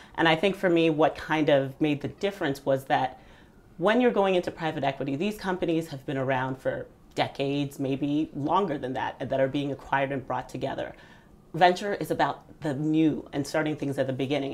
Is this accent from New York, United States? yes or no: no; Southern Virginia, United States; also born or lived in Nigeria; We moved to the U.S. when I was five, and I grew up in Southern Virginia